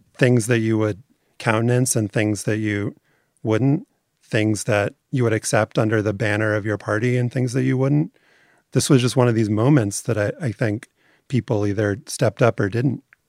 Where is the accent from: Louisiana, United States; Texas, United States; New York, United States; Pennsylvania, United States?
Louisiana, United States; New Orleans; because I'm from New Orleans